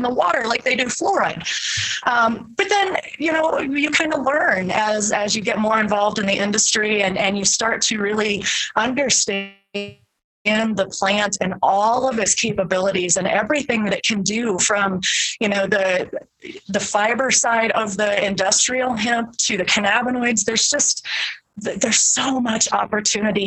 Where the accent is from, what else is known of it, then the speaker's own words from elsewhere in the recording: Iowa, United States; growing up in the Midwest in Iowa